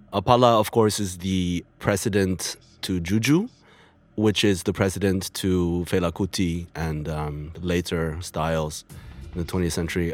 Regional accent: China; moved away; also born or lived in United States; I'm come from China after living in the U S

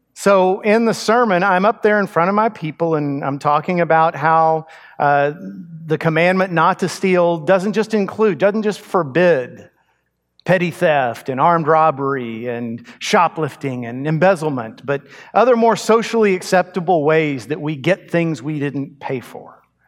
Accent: Texas, United States; also born or lived in Montgomery County, Texas; But I grew up in Texas. I grew up in a small town, actually out in the country with cattle.

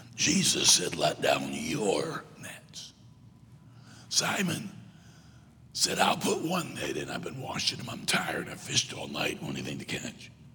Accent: Michigan, United States; moved away; also born or lived in South Carolina; I was born in South Carolina. Grew up mostly in Michigan, graduated high school and college in South Carolina

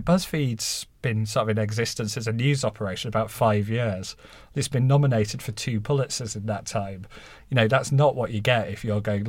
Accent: Halifax, Yorkshire and the Humber, United Kingdom; You might not quite guess from my accent now, but I sort of grew up in a terraced house in Halifax, and was first in my family to uni

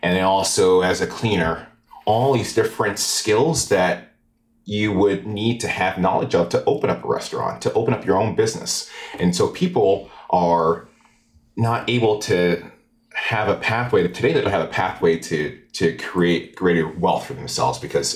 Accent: Albany, New York, United States; I grew up in Arbor Hill in Albany.

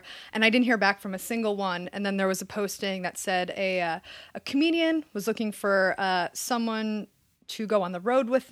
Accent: Allentown, Pennsylvania, United States; moved away as an adult; also born or lived in Philadelphia, Pennsylvania; now in Los Angeles, United States; I was East Coaster. I grew up in Allentown, Pennsylvania. And then I lived in Philadelphia for a little bit, did college there

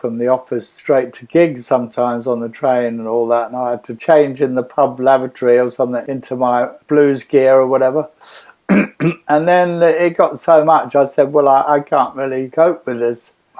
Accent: London, United Kingdom; Not really, no. I just had the regular life in the suburbs, really.

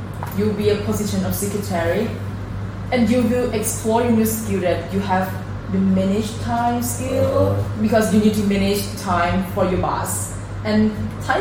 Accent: Chonburi, Thailand; moved away as an adult; now in Buriram, Thailand; I'm from Chonburi

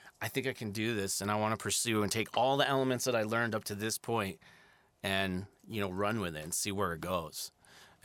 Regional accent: Santa Fe, New Mexico, United States; born or raised there

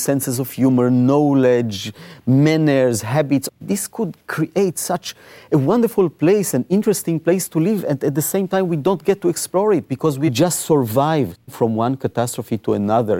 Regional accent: Israel; I was born in Israel.

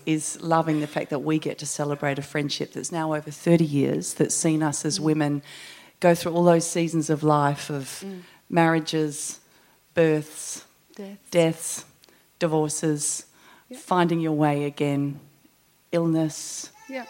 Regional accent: Fremantle, Western Australia, Australia; I'm from Fremantle, so... I'm part of a big original music community down there

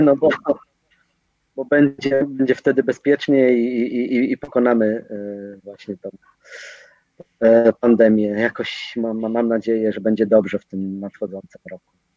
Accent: Katowice, Silesian Voivodeship, Poland; jesteśmy z Katowic

